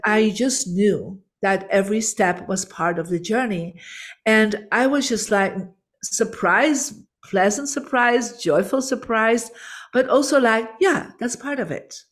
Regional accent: Belgium; I'm from Belgium, born in a Catholic family.

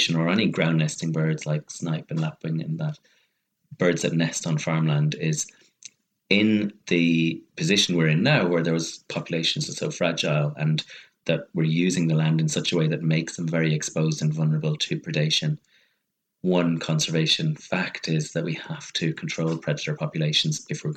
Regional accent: Ireland; as an Irishman

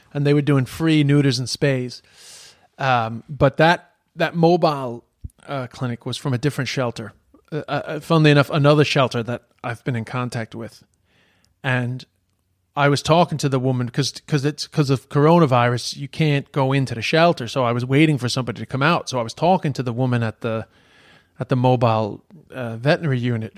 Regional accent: Ireland; moved away; also born or lived in China

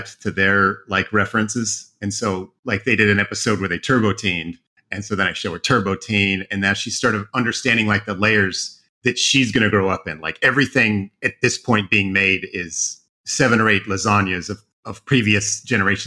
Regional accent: Oregon, United States; moved away as an adult; also born or lived in Idaho; I grew up in Oregon

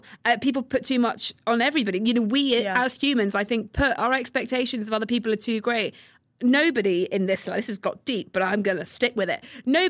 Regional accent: United States; We're American.

